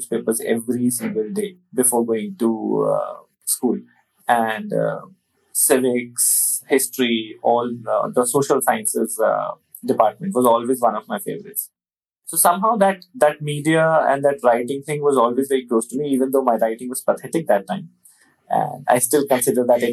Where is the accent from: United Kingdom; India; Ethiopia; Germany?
India; Delhi; I was born in Delhi and all my studies, everything happened in Delhi, including my school, college, everything.